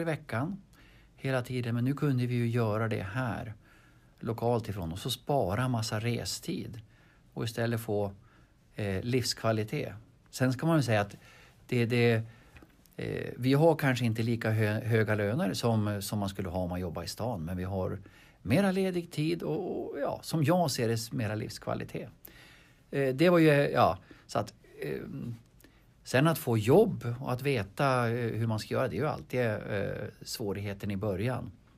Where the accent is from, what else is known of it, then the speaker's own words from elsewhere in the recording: Harbo, Uppsala County, Sweden; jag är född i Harbo. Jag är född på bondgård